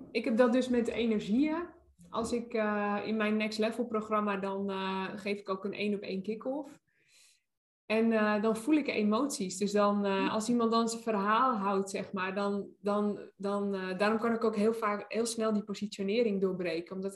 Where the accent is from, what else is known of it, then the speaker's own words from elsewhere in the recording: Nijmegen, Gelderland, Netherlands; now in Brabant, Netherlands; ik kom uit Nijmegen.